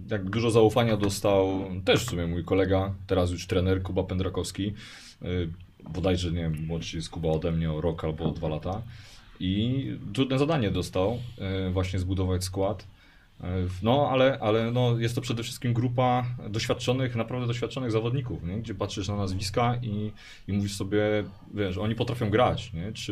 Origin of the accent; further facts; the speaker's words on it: Poznań, Greater Poland, Poland; No, 40 kilometrów od nas, raczej od nas jestem Poznań. Tak, tutaj jakaś mniejsza miejscowość niż Opalenica, ale ten.